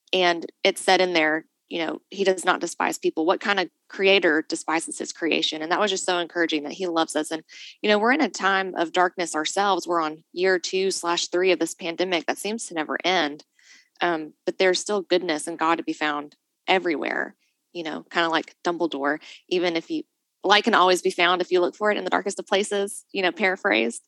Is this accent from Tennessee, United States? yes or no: yes; Nashville, Tennessee, United States; moved away; also born or lived in Chattanooga; I come from Nashville originally